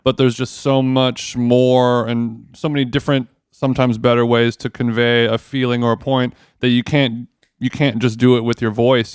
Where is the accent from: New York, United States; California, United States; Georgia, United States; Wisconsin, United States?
California, United States; Orange County; I'm from Orange County